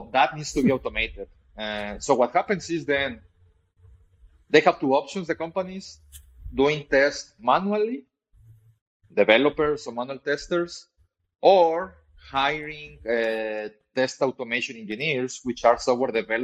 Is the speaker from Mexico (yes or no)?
yes; Mexico; I'm originally from Mexico